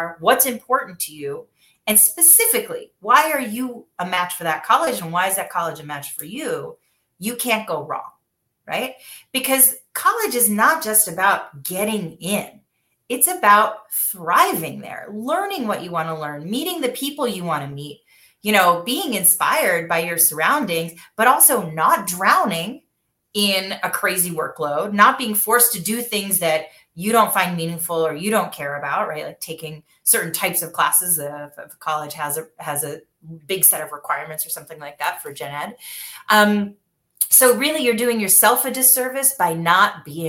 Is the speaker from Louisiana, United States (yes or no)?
no; Michigan, United States; I grew up in Michigan